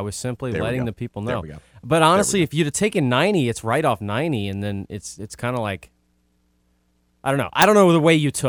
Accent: New Orleans, Louisiana, United States; born and raised in New Orleans. It's not in the city, but it doesn't take as long.

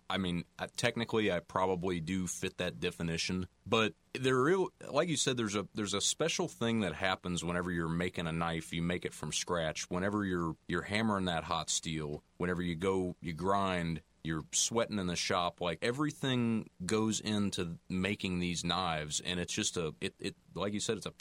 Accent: Missouri, United States; moved away; also born or lived in Louisiana; I'm originally from Missouri

